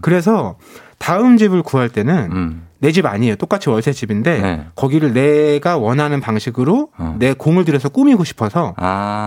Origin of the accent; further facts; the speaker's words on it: Hanam, Gyeonggi Province, South Korea; 제가 어렸을 때 네. 살았던 네. 데는 동도 아니었어요.